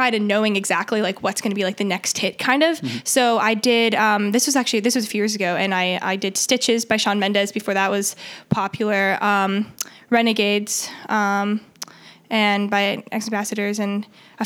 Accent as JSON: {"language": "English", "region": "Connecticut", "country": "United States", "also_born_or_lived": "Manhattan, New York", "moved": "yes", "lives_now": "New York, United States", "said": "Manhattan, but originally from Connecticut"}